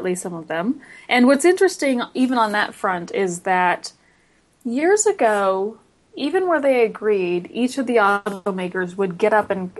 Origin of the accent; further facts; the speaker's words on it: Los Angeles, California, United States; I'm one of the, I don't know, two or three of us that are natives of the Los Angeles area.